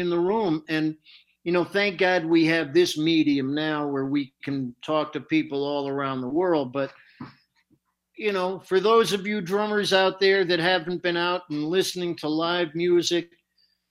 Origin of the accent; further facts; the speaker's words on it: Norwalk, Connecticut, United States; as a kid, I was growing up in Newark, Connecticut